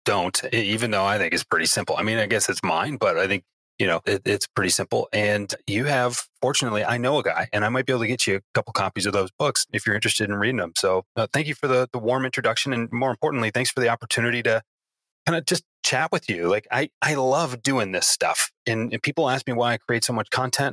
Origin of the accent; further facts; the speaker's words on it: Detroit, Michigan, United States; I'm proud to call myself a Detroiter